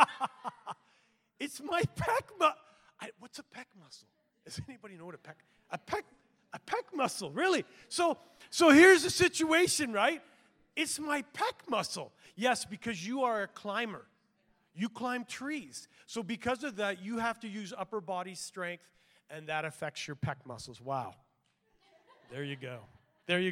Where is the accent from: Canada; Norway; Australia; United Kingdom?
Canada; I'm a Canadian too